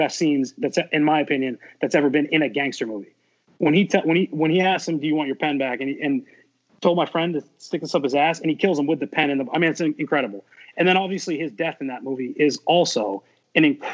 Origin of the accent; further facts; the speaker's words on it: Portland, Maine, United States; I grew up in Portland, Maine